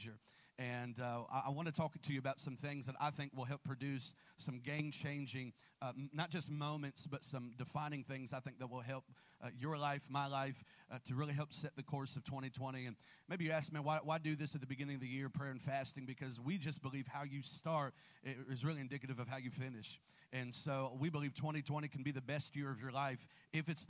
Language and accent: English; Columbus, Ohio, United States; I'm from Columbus, and my in-laws are here